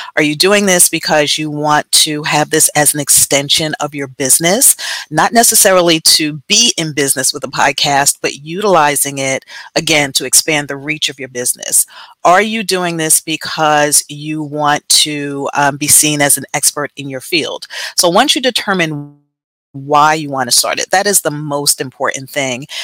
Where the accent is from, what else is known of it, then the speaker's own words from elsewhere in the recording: Jersey City, New Jersey, United States; moved away; also born or lived in Texas; born and raised in Jersey City, lived in Texas for about 20 years, 20 plus years